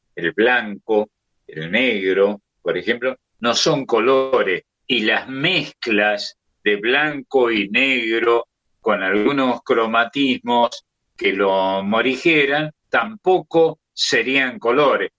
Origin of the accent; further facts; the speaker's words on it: Argentina; crecer como tantos argentinos de mi edad